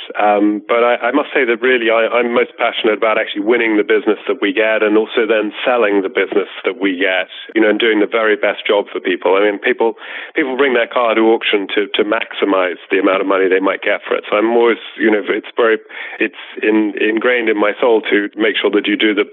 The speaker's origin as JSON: {"language": "English", "country": "United Kingdom", "tie": "born or raised there", "said": "I grew up a little bit outside of London, to the east of London"}